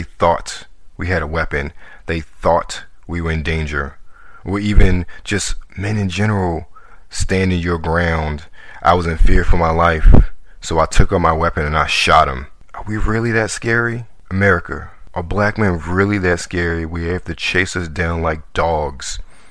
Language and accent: English; Baltimore, Maryland, United States; also born or lived in Washington, D.C.; I'm from Baltimore, Maryland. I grew up in Baltimore City